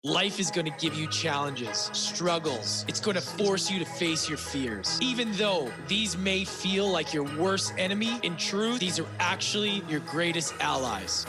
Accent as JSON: {"language": "English", "town": "Edmonton", "region": "Alberta", "country": "Canada", "tie": "born or raised there", "moved": "yes", "said": "visiting with my mom in my hometown of Edmonton, Alberta"}